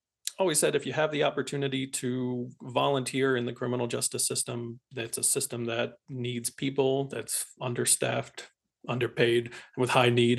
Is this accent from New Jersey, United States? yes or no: no; Philadelphia suburbs, Pennsylvania, United States; moved away; also born or lived in Colorado; I'm originally from the Philadelphia suburbs